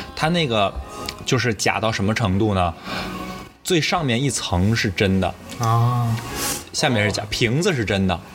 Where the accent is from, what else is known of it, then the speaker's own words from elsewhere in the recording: Northeast China, China; 我们老家那种，东北人